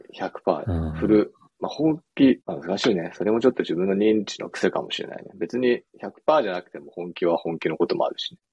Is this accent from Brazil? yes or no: no; United States; moved away; アメリカ育ちの個人投資家